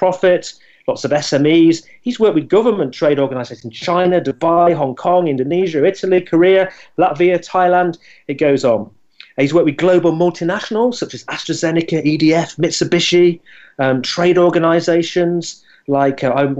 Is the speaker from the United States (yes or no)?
no; Scunthorpe, Yorkshire and the Humber, United Kingdom; moved away; I came from Scunthorpe, and my dad worked in the Scunthorpe Steelworks